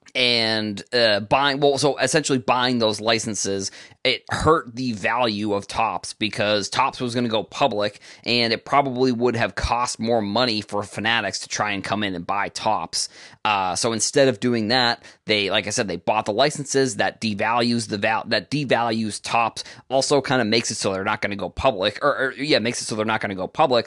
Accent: United States; I'm obviously an American

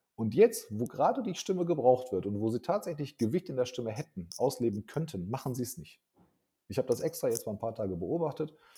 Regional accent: Hagen, North Rhine-Westphalia, Germany; aber ich komme aus Hagen, ich bin in Deutschland geboren.

